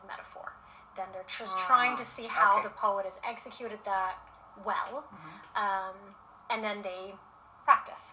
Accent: United States; now in Edmonton, Canada; being Asian American and a woman

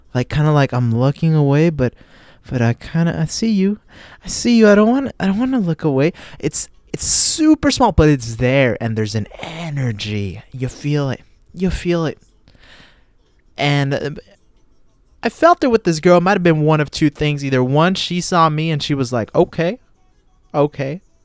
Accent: United States; I'm from the United States of America

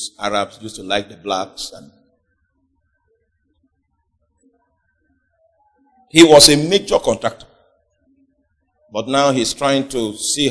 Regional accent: Nigeria; Even in our deteriorated state, we still, in terms of statistics, we are still the most religious nation

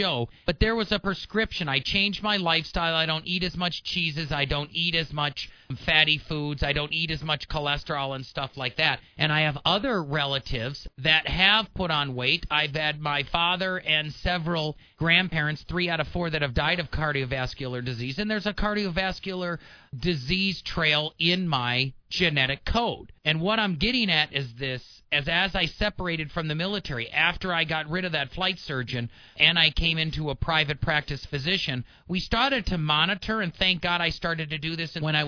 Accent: Wisconsin, United States; moved away; I was born and raised in Wisconsin

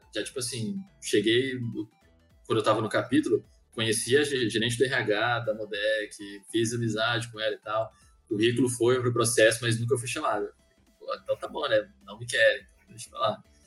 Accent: Maranhão, Brazil; moved away; aí eu voltei pro Maranhão, que eu sou do Maranhão, inclusive

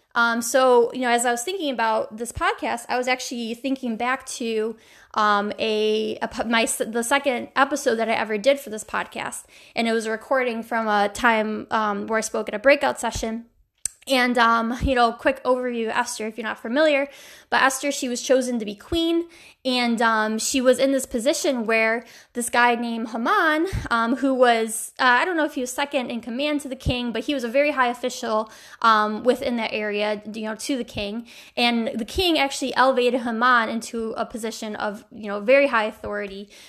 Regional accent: New York, United States; my home state

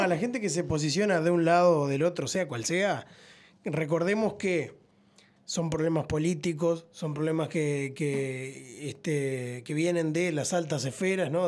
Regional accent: Uruguay; acá somos todos uruguayos

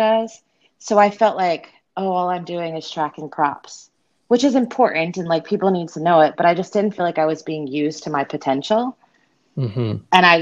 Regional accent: Myrtle Beach, South Carolina, United States; also born or lived in Unicoi, Tennessee; now in Tennessee, United States; my hometown, Myrtle Beach, South Carolina

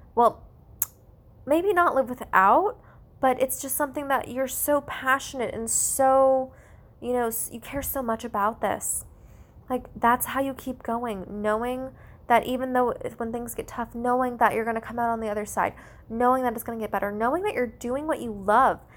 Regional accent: United States; I'm Asian American

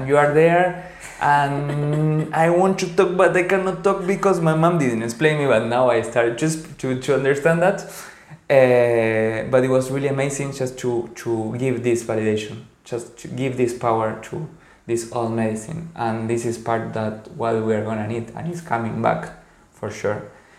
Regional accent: Paraguay; because I come from Guarani origins, from Paraguay, where most of the society, a lot of the people are indigenous.

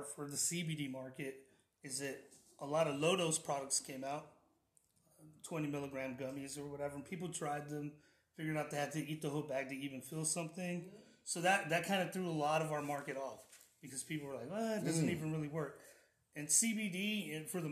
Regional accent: Banquete, Texas, United States; I'm from Banquete

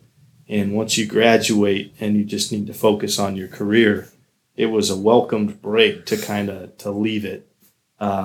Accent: Colorado Springs, Colorado, United States; moved away as an adult; also born or lived in Ohio; now in Florida, United States; I'm originally from Colorado, Colorado Springs to be exact

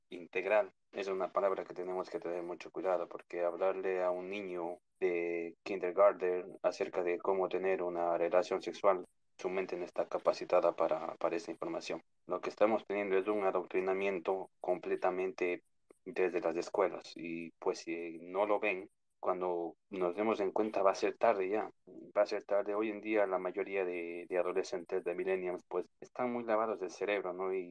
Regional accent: New York, United States; also born or lived in Ecuador; Les comento que yo vivo acá en Nueva York, eh, pero nací en Ecuador. Eh, me vine muy pequeño acá, entonces ver las cosas que pasan en Latinoamérica eh, es muy fuerte, ¿no?

